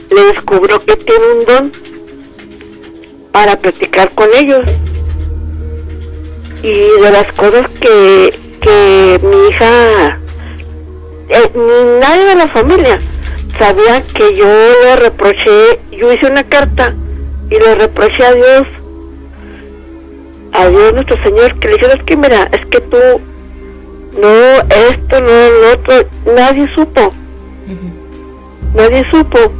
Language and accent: Spanish; the North, northern Mexico, Mexico; yo soy norteña